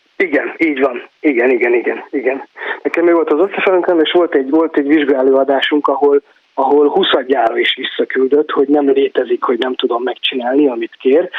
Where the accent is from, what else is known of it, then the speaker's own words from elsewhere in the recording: Záhony, Szabolcs-Szatmár-Bereg, Hungary; moved away as an adult; ott nőttem föl, és hát 20 valahány évet éltem ott